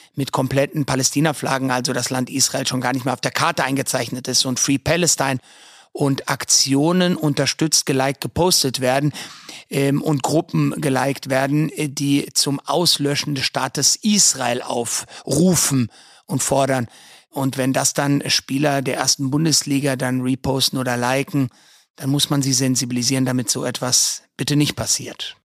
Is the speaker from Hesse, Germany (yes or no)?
yes; Frankfurt, Hesse, Germany; ich bin Frankfurter Bub durch und durch, bin in Frankfurt groß geworden